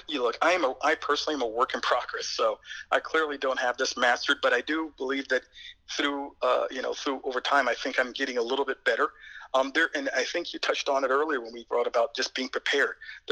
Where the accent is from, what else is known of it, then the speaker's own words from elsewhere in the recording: East Coast, United States; I am from the East Coast, and obviously these tryouts are held out west with altitudes that are well exceeding 10,000 feet.